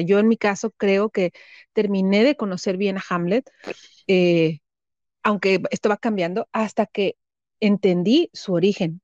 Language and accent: Spanish; Tampico, Tamaulipas, Mexico; also born or lived in Guanajuato; now in Monterrey, Mexico; yo soy de Tampico y ambos vivimos ahorita, ahorita en Monterrey